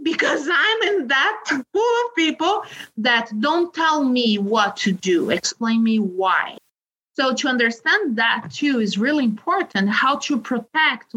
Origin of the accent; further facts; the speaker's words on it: Brazil; moved away as an adult; also born or lived in Spain; now in South Dakota, United States; I'm originally from Brazil. I have been studying for 12 years in Spain before coming here to South Dakota